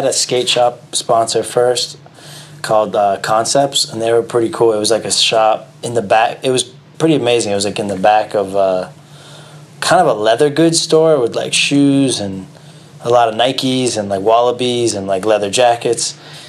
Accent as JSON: {"language": "English", "town": "Boston", "region": "Massachusetts", "country": "United States", "tie": "born or raised there", "also_born_or_lived": "Somerville, Massachusetts / Lexington, Massachusetts", "said": "Well, I was born in Somerville, which is like right over, like in Boston, basically. It's like Brooklyn and of New York, you know. Then lived there for a while. Then we moved to a town called Lexington"}